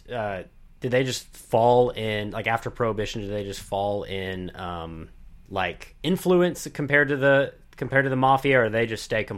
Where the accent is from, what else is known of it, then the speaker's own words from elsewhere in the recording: the South, United States; I'm from the South